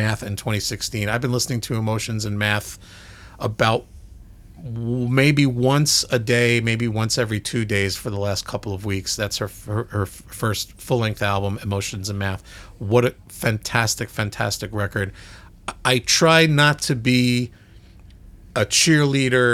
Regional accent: New York, United States; Brooklyn, New York, my hometown

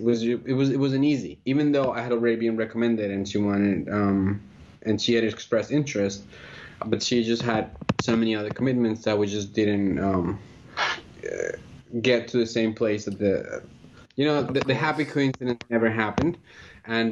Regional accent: Colombia; also born or lived in Philadelphia, United States; now in United States; I'm originally from Colombia, and I came to the United States uh, about 16 years ago

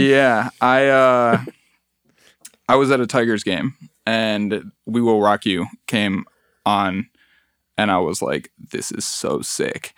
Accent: Mexico City, Mexico; now in Detroit, United States; I was born in Mexico City

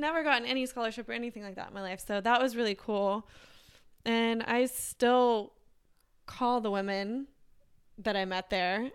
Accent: Texas, United States; growing up in Texas, it was like you go to high school and then you go to college

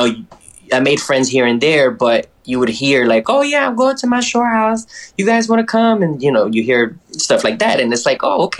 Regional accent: Camden, New Jersey, United States; Puerto Rican. Both parents. Raised by a single mother in Camden, New Jersey. And it's, you know, a city of 80,000, maybe more now. But, you know, I grew up a Black Puerto Rican.

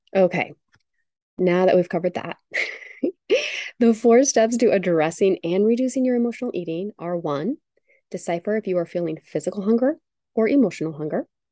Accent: United States; growing up in the United States

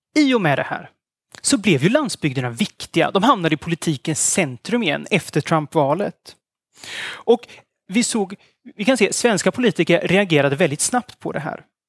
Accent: Östergötland, Sweden; I Östergötland, där jag kommer ifrån

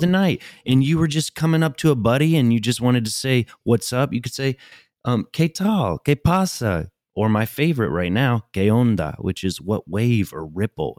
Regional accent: United States; as an American

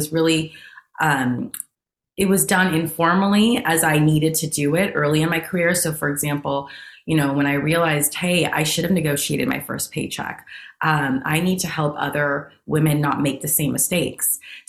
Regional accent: San Jose, California, United States; because I'm from the Bay Area. I grew up in San Jose, California.

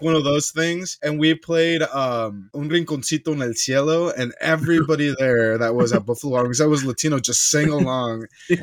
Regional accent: United States; my parents are Mexican, born in Mexico, they're immigrants, mm-hmm. and I'm raised here in the U.S.

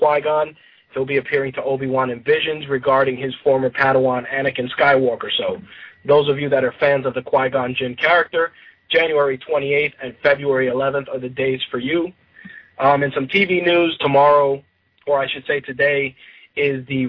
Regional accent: New York City, New York, United States; I grew up in the Bronx

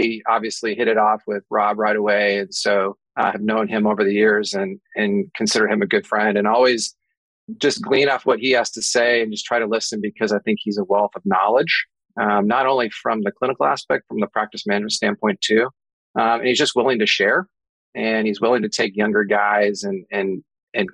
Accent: Des Moines, Iowa, United States; moved away as an adult; now in Kansas City, United States; I'm originally from Des Moines, Iowa

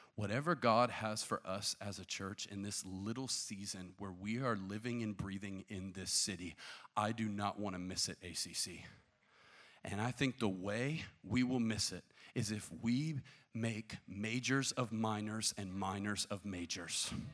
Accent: the Bible Belt, United States; I grew up in the Bible Belt

